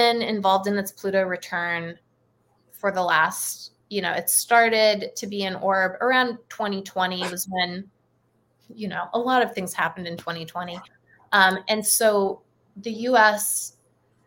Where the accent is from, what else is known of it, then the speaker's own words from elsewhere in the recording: United States; I'm an American